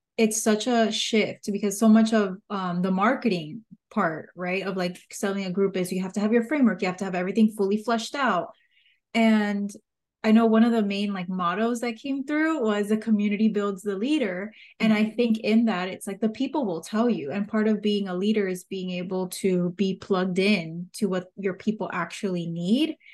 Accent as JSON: {"language": "English", "town": "Miami", "region": "Florida", "country": "United States", "accent": "Miami", "said": "my Miami accent"}